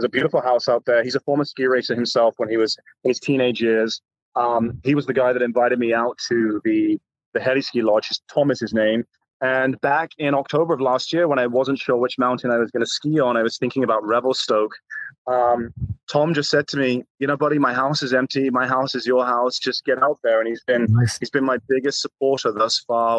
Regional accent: England, United Kingdom; I'm English born and raised

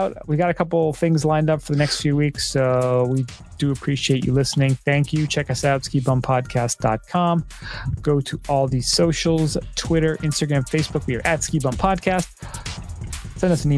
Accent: East Coast, United States; moved away; We're from the East Coast

